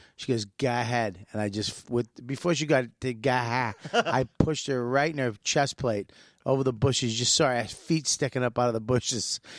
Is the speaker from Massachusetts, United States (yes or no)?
yes; Boston, Massachusetts, United States; moved away; We're both from Boston.